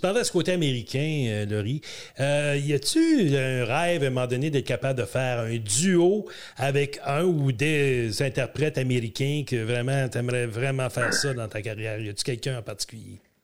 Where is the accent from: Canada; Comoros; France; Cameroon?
Canada; Ontario; On vient de l'Ontario